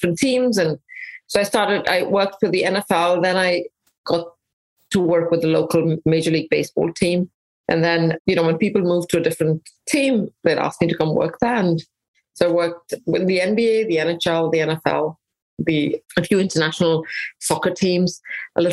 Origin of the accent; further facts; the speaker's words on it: India; also born or lived in England; now in United States; Mostly in India, a little bit in England